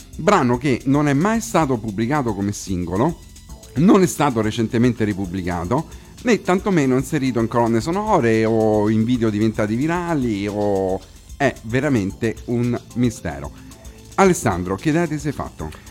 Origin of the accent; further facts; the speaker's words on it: Rome, Lazio, Italy; qui in studio a Roma, come si dice qui dalle nostre parti